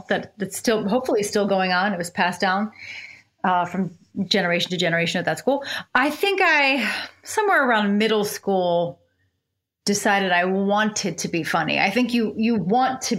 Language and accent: English; Upper Darby, Pennsylvania, United States; I was born in Upper Darby, Pennsylvania, which is a suburb of Philadelphia